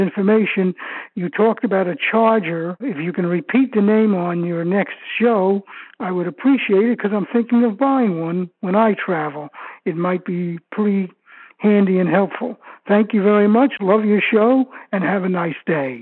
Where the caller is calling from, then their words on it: Tamarac, Florida, United States; I'm calling from Tamarack, Florida, in the U S. That's in Broward County, near Fort Lauderdale.